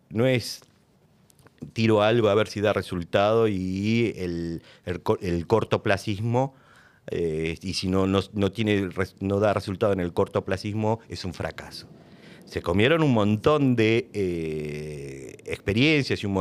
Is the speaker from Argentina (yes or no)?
yes; Argentina; ¿Vos de dónde venís? yo soy argentino. Le digo así bajito, ¿viste? Soy argentino.